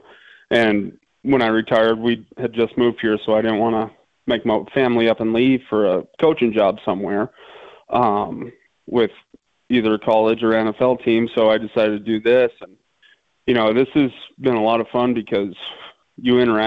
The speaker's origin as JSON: {"language": "English", "region": "Montana", "country": "United States", "tie": "born or raised there", "moved": "as an adult", "said": "the same kids that we grew up with in Montana."}